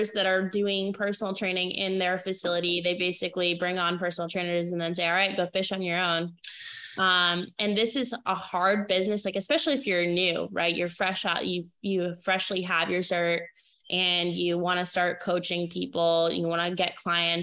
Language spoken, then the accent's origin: English; Maine, United States; moved away; I grew up in New England. I'm from Maine originally.